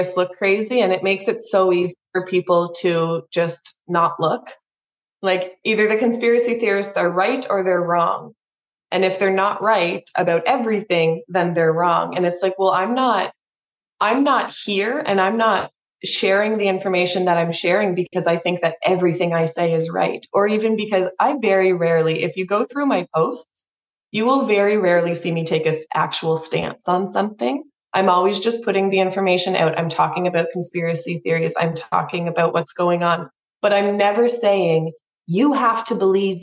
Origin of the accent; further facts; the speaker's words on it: Canada; I'm from Canada